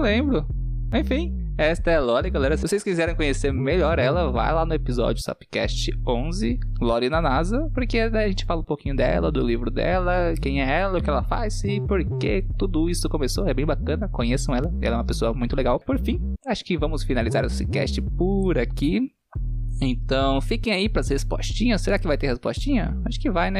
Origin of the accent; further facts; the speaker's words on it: São Paulo, Brazil; also born or lived in Rio Grande do Sul; Sou paulista.